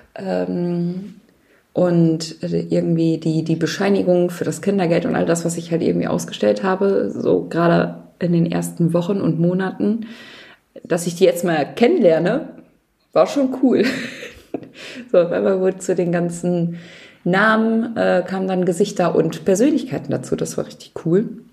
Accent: Nordhorn, Lower Saxony, Germany; Nordhorn ist, also meine Heimatstadt ist größer

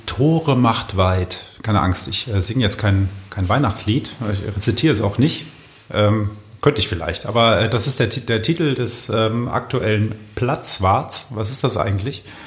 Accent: Düsseldorf, North Rhine-Westphalia, Germany; ich komme ja aus Düsseldorf

